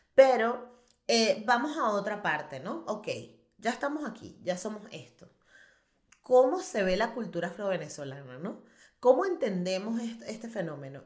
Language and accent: Spanish; Venezuela; moved away as an adult; now in Barcelona, Spain; Yo soy venezolana